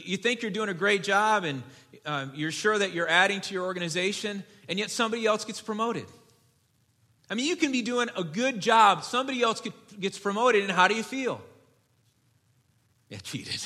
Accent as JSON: {"language": "English", "town": "Detroit", "region": "Michigan", "country": "United States", "tie": "born or raised there", "moved": "yes", "said": "I grew up in Detroit. I was a Lions fan as a kid"}